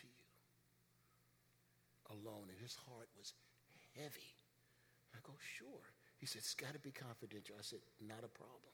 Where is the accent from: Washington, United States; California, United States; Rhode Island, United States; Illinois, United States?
Illinois, United States; Chicago; When I was a kid growing up in Chicago